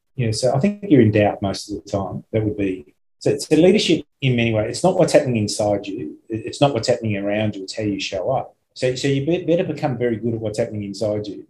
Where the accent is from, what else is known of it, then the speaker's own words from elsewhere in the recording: Australia; I'm from Australia